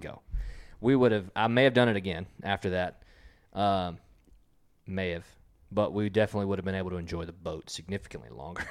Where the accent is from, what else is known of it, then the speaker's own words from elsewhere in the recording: Texas, United States; We're from Texas